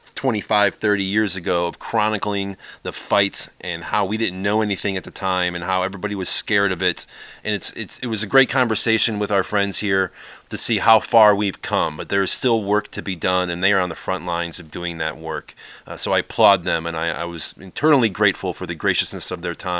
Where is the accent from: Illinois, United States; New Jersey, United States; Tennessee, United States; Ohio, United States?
Ohio, United States; Cleveland; I grew up in Cleveland